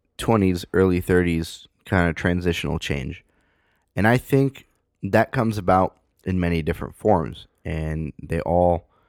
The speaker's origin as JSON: {"language": "English", "town": "San Francisco", "region": "California", "country": "United States", "tie": "born or raised there", "moved": "as an adult", "said": "I grew up in San Francisco. I spent the better part of my, you know, life in, I wouldn't say the better part of my life, but up until I was 18 in San Francisco."}